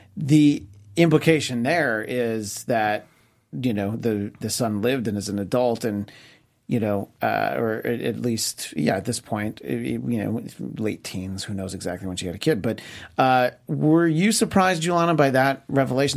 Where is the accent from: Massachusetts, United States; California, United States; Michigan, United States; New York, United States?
New York, United States; where I grew up in New York State